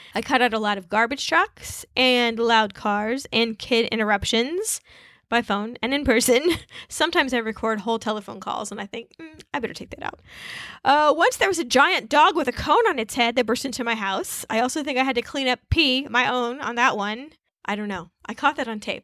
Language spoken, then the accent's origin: English; Wichita, Kansas, United States; also born or lived in Rhode Island; I, uh, grew up in Wichita, Kansas